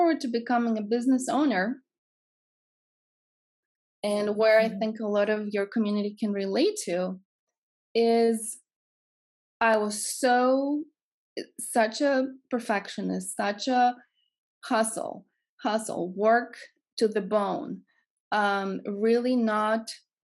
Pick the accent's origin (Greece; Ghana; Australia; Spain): Greece; moved away as an adult; If you can hear my accent, I'm from Greece.